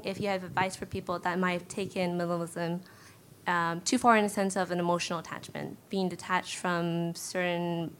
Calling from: Burnaby, British Columbia, Canada; I'm from Burnaby.

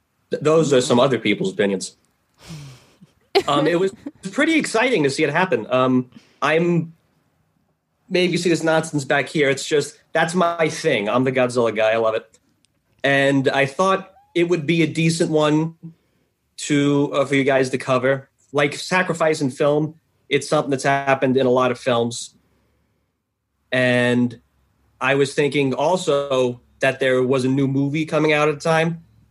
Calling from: New Hampshire, United States; I'm in New Hampshire, southern New Hampshire.

